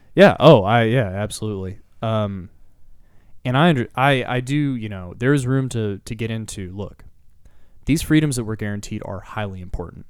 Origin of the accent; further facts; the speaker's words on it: Texas, United States; as a Texan